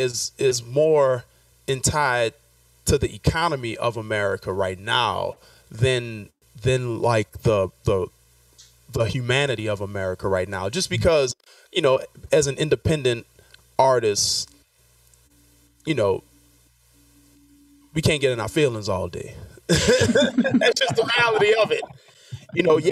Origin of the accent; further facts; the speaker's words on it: New Orleans, Louisiana, United States; moved away as an adult; now in New York, United States; I'm born and raised in New Orleans